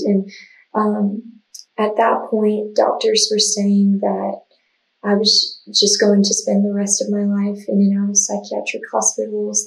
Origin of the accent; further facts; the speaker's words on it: the Bible Belt, United States; I grew up in the Bible Belt